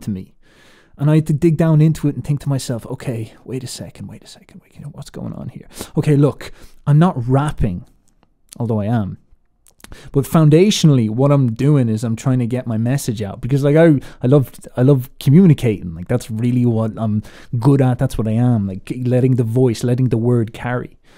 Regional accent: Ireland; I put on this American accent despite the fact that I'm Irish

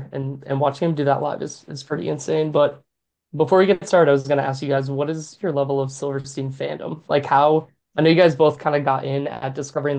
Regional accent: New Hampshire, United States; I grew up in New Hampshire

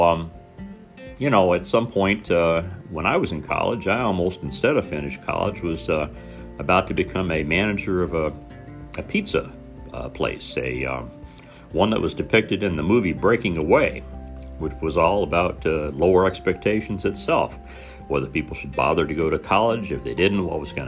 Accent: Southern Indiana, United States; growing up in Southern Indiana

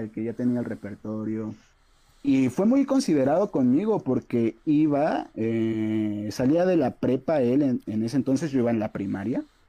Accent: San Pedro y San Pablo Ayutla, Oaxaca, Mexico; also born or lived in Mexico City; soy, soy de acá de Ayutla, de San Pedro y San Pablo, Ayutla Mijes

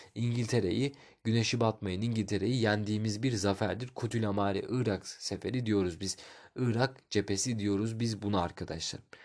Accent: Turkey; ben Türk'üm

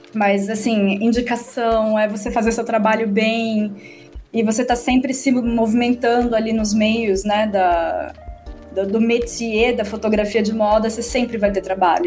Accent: Atibaia, São Paulo, Brazil; Eu sou de Atibaia

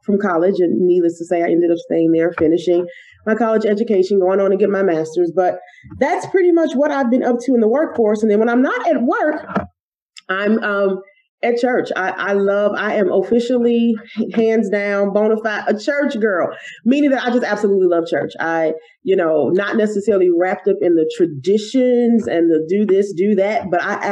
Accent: Chicago, Illinois, United States; I was born and raised in the great city of Chicago, Illinois. Truly grew up. I am a West Sider by heart

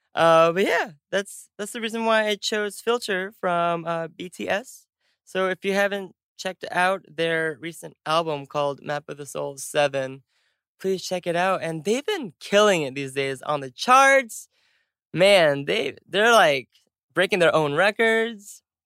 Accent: United States; we're both American

